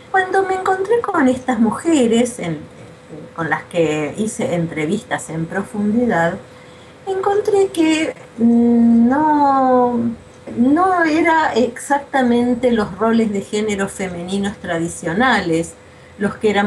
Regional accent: Argentina; also born or lived in Buenos Aires; soy argentina, vivo en Buenos Aires

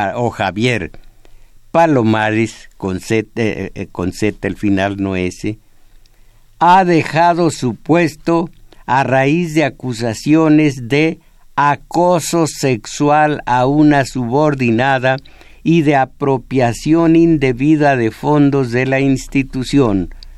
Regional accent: Mexico; Yo nací en México

